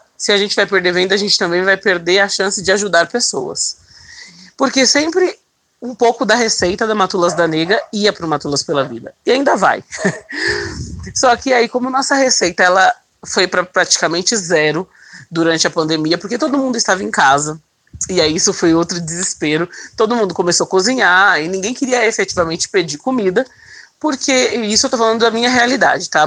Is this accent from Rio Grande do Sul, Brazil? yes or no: no; São Paulo, Brazil; born or raised there